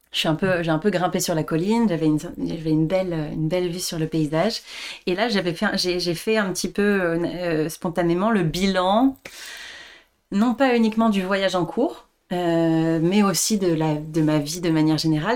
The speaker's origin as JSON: {"language": "French", "town": "Le Chesnay", "region": "Île-de-France", "country": "France", "tie": "born or raised there", "also_born_or_lived": "Paris", "said": "je je suis née à Paris, j'ai grandi en banlieue, au Chénet, pas loin de Versailles"}